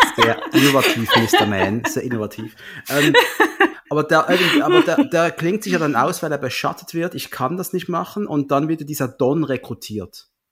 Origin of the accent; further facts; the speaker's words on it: Switzerland; bin ja Schweizer